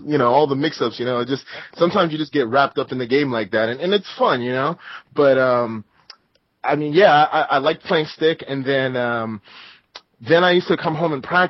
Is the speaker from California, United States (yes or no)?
yes; Southern California, United States; now in Northern California, United States; growing up in SoCal and now I live in Northern California